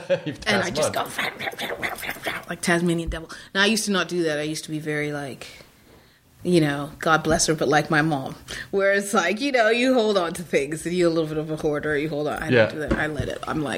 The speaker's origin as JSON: {"language": "English", "region": "New York", "country": "United States", "said": "I'm a New Yorker, too"}